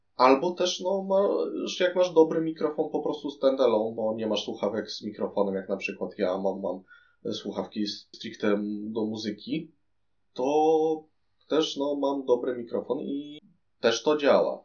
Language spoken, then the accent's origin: Polish; Poland; jestem z Polski